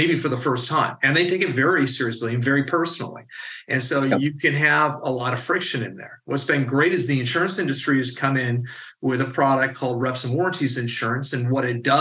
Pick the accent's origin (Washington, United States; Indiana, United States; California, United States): California, United States; as a Californian